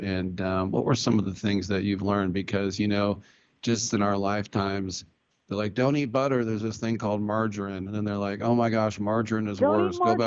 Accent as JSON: {"language": "English", "region": "California", "country": "United States", "tie": "born or raised there", "said": "I was born in California in 1965"}